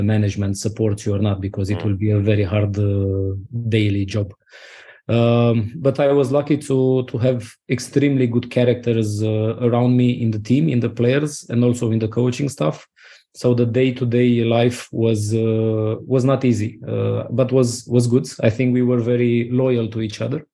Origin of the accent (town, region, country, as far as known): Romania